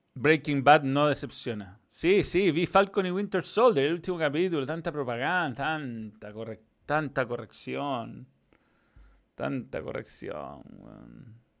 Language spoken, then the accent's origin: Spanish; Chile